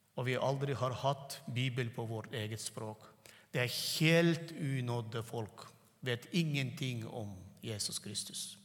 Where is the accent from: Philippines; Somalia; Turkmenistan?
Turkmenistan; first language Turkmen; Norwegian is a second language; moved away; jeg tenker på turkmensk, og så snakker norsk